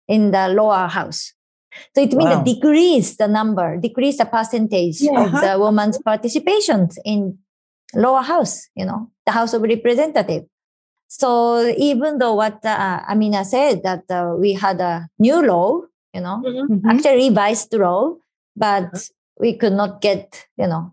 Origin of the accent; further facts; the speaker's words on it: Japan; I was in my hometown